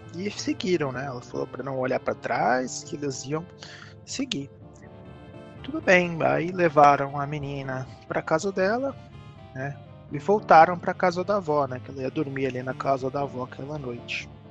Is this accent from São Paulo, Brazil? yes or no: yes; São Paulo, Brazil; Eu que sou de São Paulo, vivi minha vida inteira em São Paulo